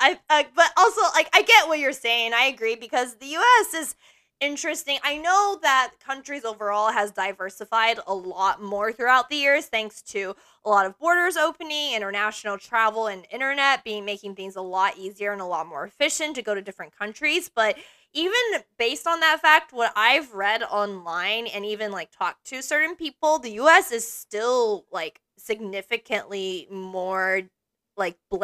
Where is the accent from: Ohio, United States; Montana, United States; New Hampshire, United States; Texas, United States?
Texas, United States; as a Texan